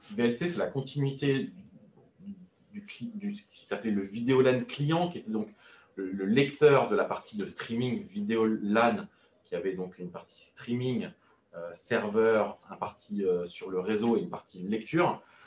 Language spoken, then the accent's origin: French; France; je suis français